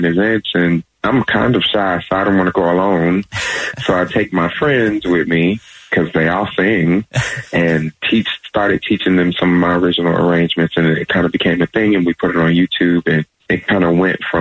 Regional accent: Augusta, Georgia, United States; I am originally from Augusta, Georgia, so I was born and raised here.

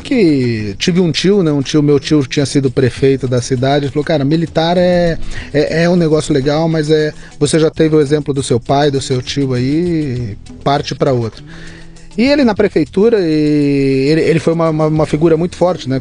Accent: Barrinha, São Paulo, Brazil; born or raised there

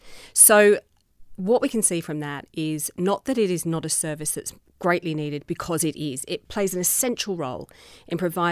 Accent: England, United Kingdom; that in my childhood growing up, except that I embraced the beauty of the countryside, which is where I was born in England.

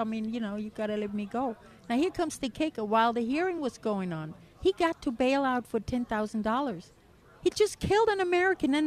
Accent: Germany; moved away as an adult; also born or lived in California; now in United States; I came from Germany.

